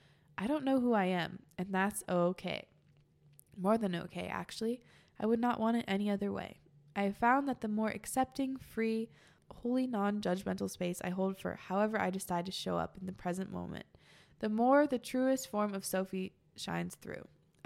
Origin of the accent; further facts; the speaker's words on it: Italy; I'm 16 and I'm from Italy.